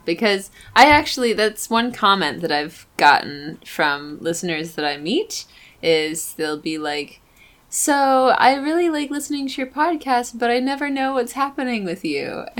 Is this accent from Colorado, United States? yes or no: no; Tennessee, United States; In fact, whenever I tell people I grew up in Tennessee, they say, oh, really? You don't sound like it.